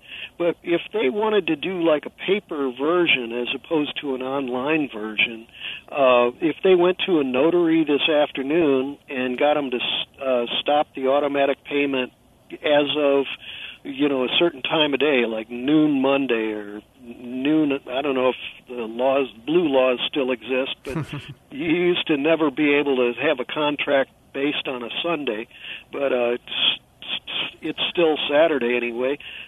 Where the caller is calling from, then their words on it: California, United States; I'm calling you from California